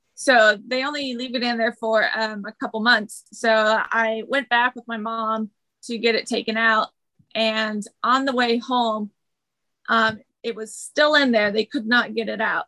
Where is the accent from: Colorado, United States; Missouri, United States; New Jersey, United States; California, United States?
California, United States; Lodi; born or raised there; also born or lived in Red Bluff, California; now in Carlsbad, United States